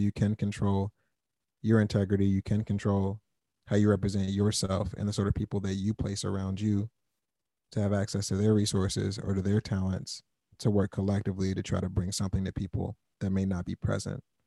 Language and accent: English; Fort Washington, Maryland, United States; moved away as an adult; also born or lived in Wisconsin / Madison; now in Chicago, United States; I grew up in Maryland.